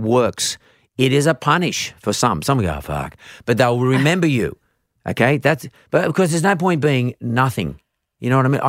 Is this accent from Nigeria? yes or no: no; Perth, Western Australia, Australia; I grew up in Perth and I was a different everybody else. I looked a bit different.